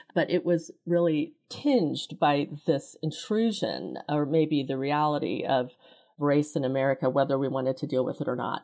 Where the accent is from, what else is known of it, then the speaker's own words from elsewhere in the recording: Kansas City, United States; I grew up in Kansas City. My family immigrated here from Korea in the late sixties